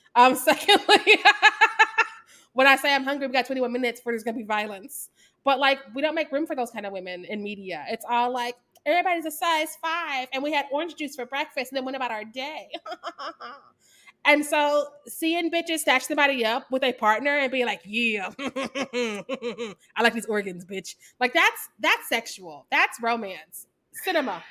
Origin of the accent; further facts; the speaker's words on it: Missouri, United States; I'm from Missouri.